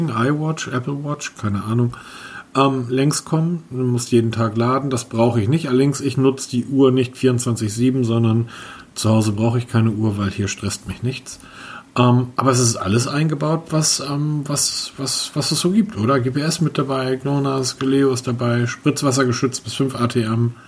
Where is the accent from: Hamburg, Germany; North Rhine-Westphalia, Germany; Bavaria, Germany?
Hamburg, Germany; Aber Peter, bedenkt bitte, ich bin Hamburger.